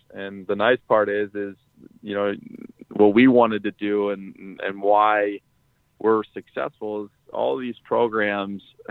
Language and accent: English; Lock Haven, Pennsylvania, United States; now in Chicago, United States; in my hometown, we're building a state-of-the-art athletic facility for the youth in Lock Haven, Pennsylvania.